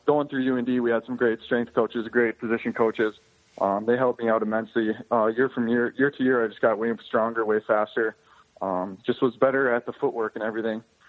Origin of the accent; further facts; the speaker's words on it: North Dakota, United States; I grew up in North Dakota, lived here my whole life